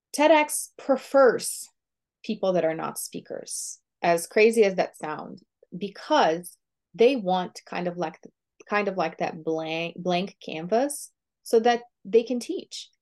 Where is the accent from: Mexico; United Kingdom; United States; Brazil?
Brazil; first language Portuguese; English is a second language; moved away; I was born and raised in Brazil, Um, so my first language is Portuguese